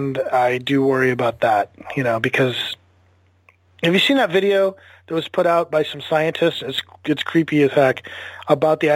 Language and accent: English; United States; as an American